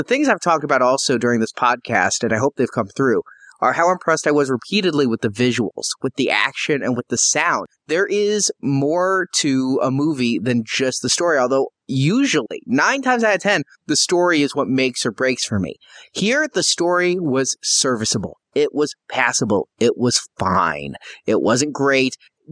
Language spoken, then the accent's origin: English; Midwest, United States; I'm from the Midwest